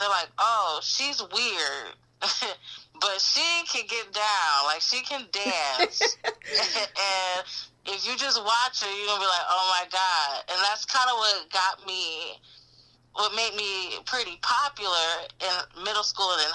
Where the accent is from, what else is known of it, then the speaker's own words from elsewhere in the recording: Detroit, Michigan, United States; moved away; I'm from Detroit